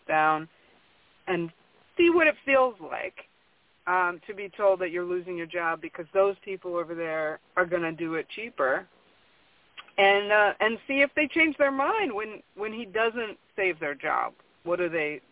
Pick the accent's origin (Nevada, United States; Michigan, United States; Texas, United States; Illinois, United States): Michigan, United States; I grew up in Michigan